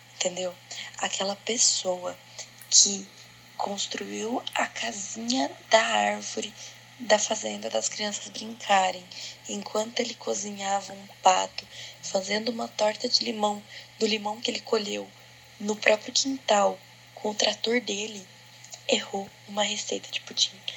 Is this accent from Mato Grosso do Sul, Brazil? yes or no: yes; Campo Grande, Mato Grosso do Sul, Brazil; eu sou de Campo Grande, Mato Grosso do Sul.